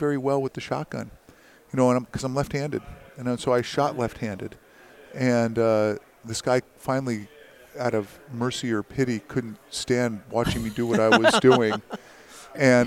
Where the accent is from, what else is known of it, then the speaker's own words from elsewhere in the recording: Branford, Connecticut, United States; I grew up in Connecticut